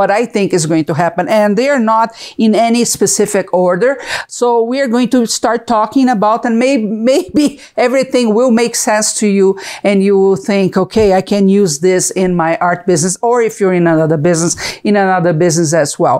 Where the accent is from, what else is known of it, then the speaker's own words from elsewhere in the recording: Brazil; English is a second language; moved away as an adult; now in United States; I'm from Brazil, if you can see the accent